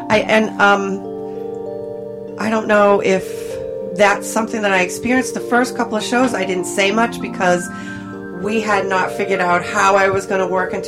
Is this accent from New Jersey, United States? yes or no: no; Massachusetts, United States; moved away as an adult; also born or lived in Tennessee; now in New Hampshire, United States; I'm originally from Massachusetts. That's why I have this horrible, we don't say "arr" in our vocabulary